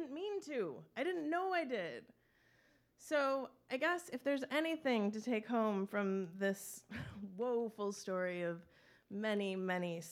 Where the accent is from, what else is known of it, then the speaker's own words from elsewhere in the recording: Traverse City, Michigan, United States; I grew up in Traverse City